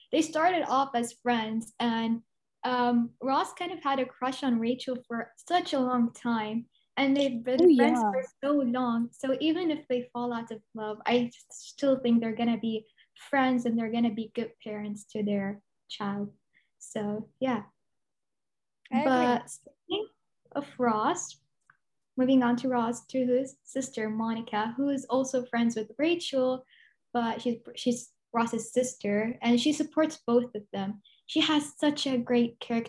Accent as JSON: {"language": "English", "region": "Dubai", "country": "United Arab Emirates", "said": "I'm from Dubai"}